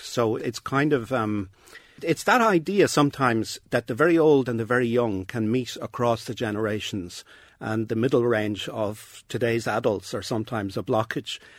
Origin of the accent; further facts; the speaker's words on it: Dublin, Leinster, Ireland; when I grew up in Dublin